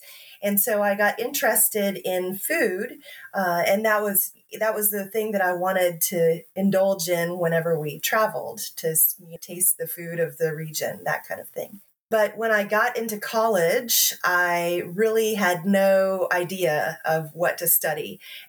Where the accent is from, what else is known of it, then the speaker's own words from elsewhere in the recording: Tennessee, United States; born there; also born or lived in Texas / Georgia; now in North Carolina, United States; No, I was born in Tennessee and spent significant time in Texas and Georgia before settling in North Carolina.